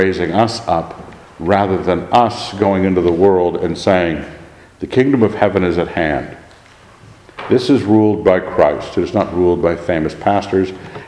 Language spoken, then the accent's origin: English; Idaho, United States; I'm an Idahoan